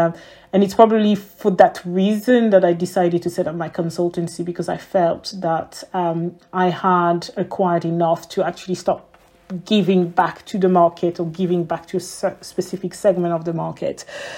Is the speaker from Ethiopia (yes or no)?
yes; Ethiopia; English is a second language; I was raised in Ethiopia, so English was pretty much around me.